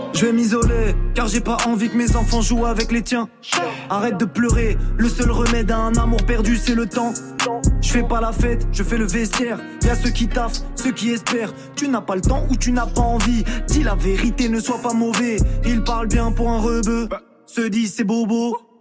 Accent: Rouen, Normandy, France; now in Paris, France; je suis de Rouen à l'origine

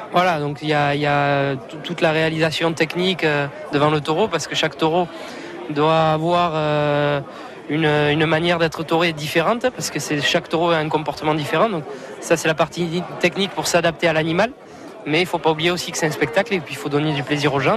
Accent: Mont-de-Marsan, Nouvelle-Aquitaine, France; je suis de Mont-de-Marsan, vous l'avez dit, donc ben, c'est une capitale taurine hein, dans le sud-ouest. Donc, ben, tout petit, je suis allé voir les corridas

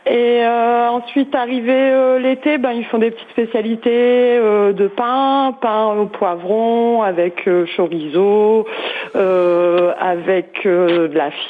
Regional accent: Béthune, Hauts-de-France, France; moi je suis de Béthune

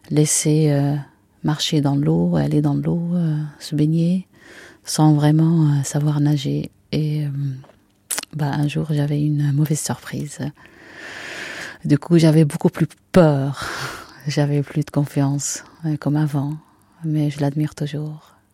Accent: Acre, Northern District, Israel; moved away as an adult; now in France; je suis née à Saint-Jean d'Acre. Et à l'époque, euh, on n'était pas loin de, la mer, on était dans la vieille ville

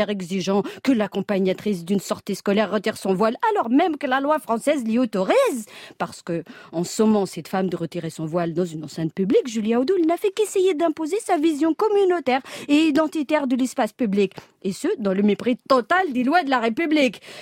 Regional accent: France; il y a des jours comme ça où en tant que Française, j'ai fini par me demander si je suis encore chez moi.

